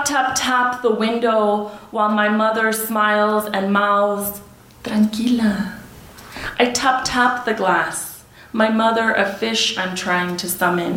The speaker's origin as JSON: {"language": "English", "town": "El Paso", "region": "Texas", "country": "United States", "tie": "born or raised there", "also_born_or_lived": "Ciudad Juárez, Mexico", "said": "growing up in El Paso Juarez"}